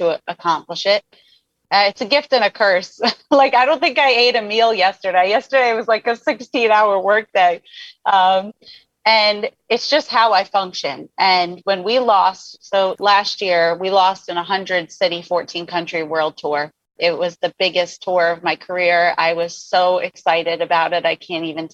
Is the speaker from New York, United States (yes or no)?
yes; New York, United States; as a New Yorker